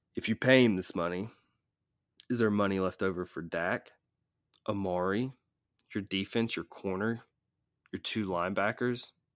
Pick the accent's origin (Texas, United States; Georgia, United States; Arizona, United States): Georgia, United States; Atlanta; I'm from Atlanta